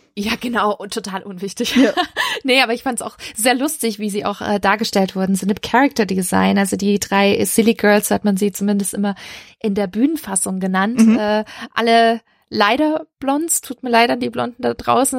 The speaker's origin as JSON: {"language": "German", "town": "Stuttgart", "region": "Baden-Württemberg", "country": "Germany", "said": "ich komme aus Stuttgart"}